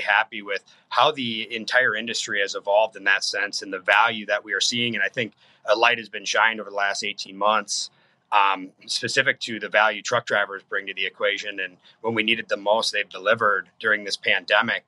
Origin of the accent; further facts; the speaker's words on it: Faribault, Minnesota, United States; my hometown of Faribault, Minnesota